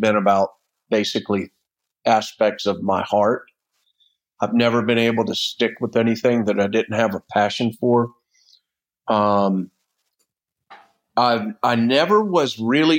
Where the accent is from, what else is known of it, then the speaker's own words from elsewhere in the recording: Florida, United States; I grew up in Florida on the beach. My family homesteaded down there in the 1800s